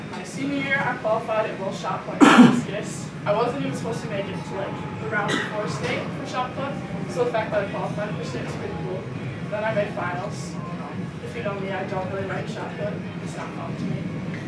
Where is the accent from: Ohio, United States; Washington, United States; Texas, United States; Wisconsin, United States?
Wisconsin, United States; Freedom; moved away; I'm from Freedom, Wisconsin. It's a small town by Green Bay.